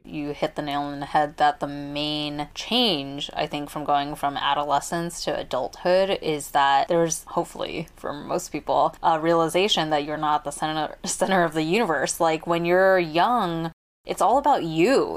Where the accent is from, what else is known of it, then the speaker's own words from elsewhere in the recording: United States; growing up as American-born kids